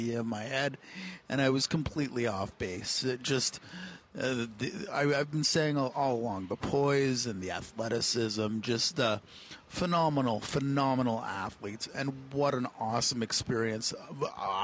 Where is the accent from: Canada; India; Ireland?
Canada; We live in the greatest country in the world, and we have the greatest hockey programs in the world